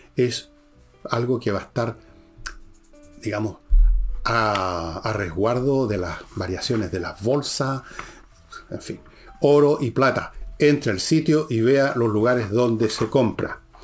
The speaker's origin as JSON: {"language": "Spanish", "country": "Chile", "said": "somos los chilenos comunes y corrientes, los ciudadanos."}